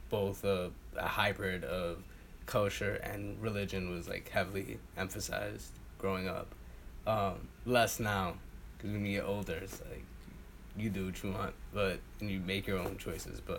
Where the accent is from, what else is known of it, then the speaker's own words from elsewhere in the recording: Woodhaven, New York, United States; I was born in Woodhaven, Queens.